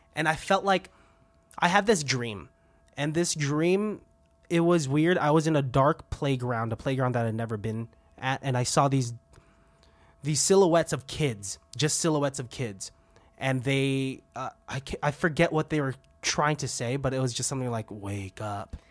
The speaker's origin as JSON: {"language": "English", "town": "Benicia", "region": "California", "country": "United States", "tie": "born or raised there", "said": "I grew up around Venetia"}